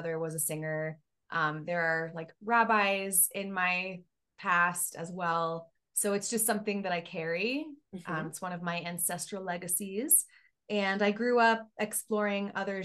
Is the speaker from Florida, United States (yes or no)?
yes; Miami, Florida, United States; moved away as an adult; now in Colorado, United States; I grew up in Miami